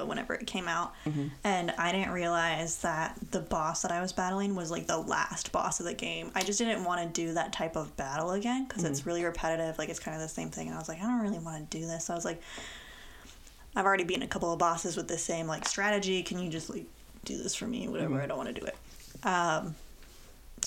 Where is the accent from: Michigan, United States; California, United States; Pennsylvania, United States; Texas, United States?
Michigan, United States; Upper Peninsula; moved away; born and raised in Michigan, but this is the lower half of Michigan. I was raised in the UP